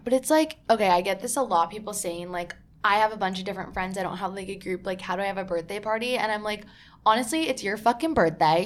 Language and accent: English; New Jersey, United States; I'm from New Jersey